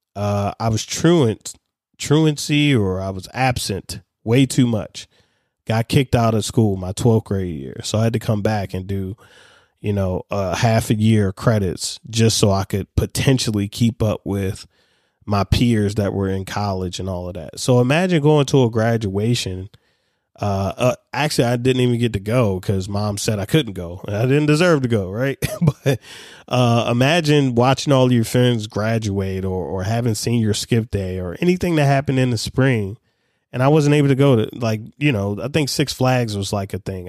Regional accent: Baltimore, Maryland, United States; I'm a kid from Baltimore City

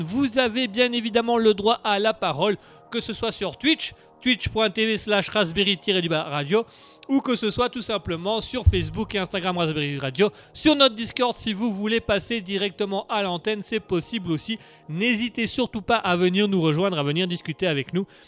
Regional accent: Belgium; on est Belges

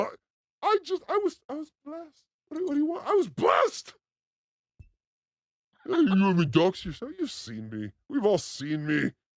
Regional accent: Los Angeles, California, United States; I'm from Los Angeles

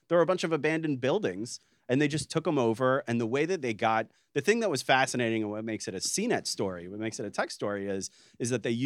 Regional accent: United States; I'm an American

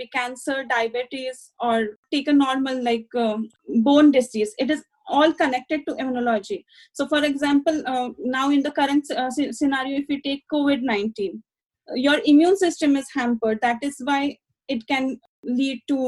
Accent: Satara, Maharashtra, India; moved away as an adult; also born or lived in Kolhapur / Mumbai; bachelor's, I did it in my hometown, which is Satara.

